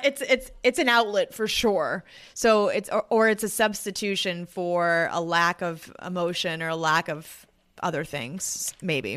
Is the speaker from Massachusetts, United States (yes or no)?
yes; Boston, Massachusetts, United States; I am from Boston